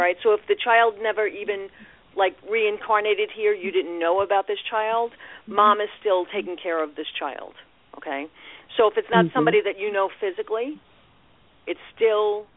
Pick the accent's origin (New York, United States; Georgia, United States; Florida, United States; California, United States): New York, United States; New York City; accent: New York; I was born in Brooklyn